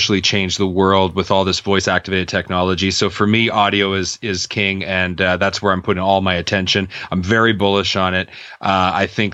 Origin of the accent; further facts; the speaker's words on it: Canada; I'm Canadian